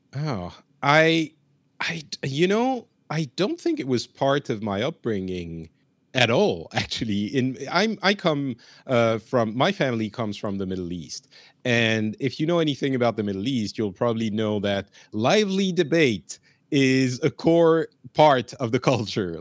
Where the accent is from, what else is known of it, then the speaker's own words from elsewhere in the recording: France; also born or lived in Lebanon / Japan; I grew up in France